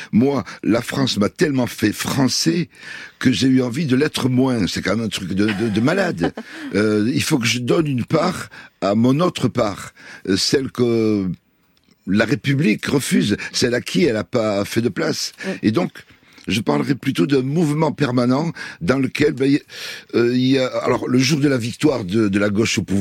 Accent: Palestine; Donc moi, je suis des Palestiniens sans l'avoir voulu.

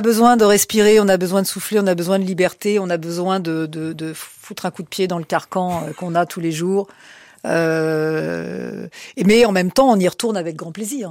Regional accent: Paris, Île-de-France, France; je suis né à Paris, contrairement à ce qu'on pourrait penser que je, suis sois né en Corse. Non, non, je suis né à Paris

